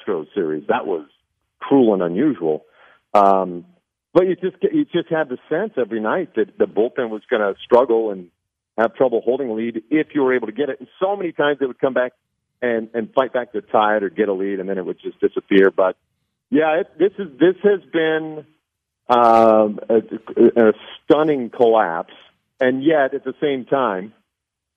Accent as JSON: {"language": "English", "region": "Nebraska", "country": "United States", "tie": "born or raised there", "said": "I grew up in Nebraska"}